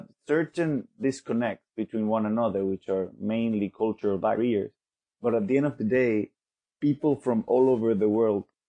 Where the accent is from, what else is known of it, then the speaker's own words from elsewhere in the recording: Venezuela; now in London, United Kingdom; from Venezuela. I currently live in London